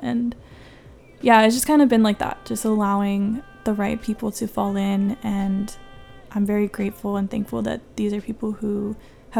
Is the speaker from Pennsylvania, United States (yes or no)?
no; Chula Vista, California, United States; I'm from San Diego. Chula Vista is pretty much where I've been my whole life